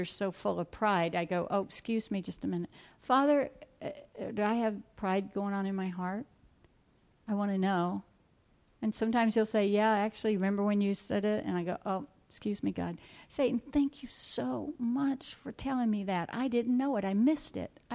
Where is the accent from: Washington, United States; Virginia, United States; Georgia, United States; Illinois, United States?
Georgia, United States; South; moved away; I'm from South Georgia where it's hot, was from South Georgia.